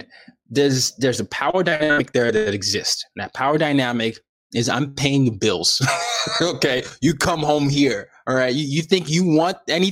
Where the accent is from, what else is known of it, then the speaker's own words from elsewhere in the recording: Nigeria; I grew up in a dictatorship